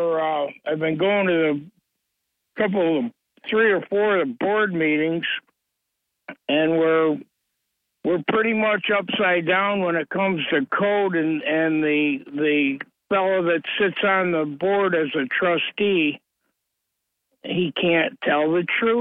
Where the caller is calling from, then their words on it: Owego, New York, United States; from Owego, Bob.